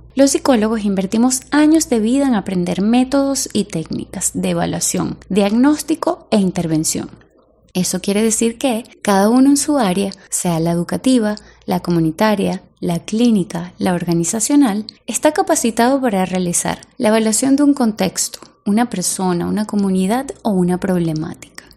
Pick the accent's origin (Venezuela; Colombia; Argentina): Venezuela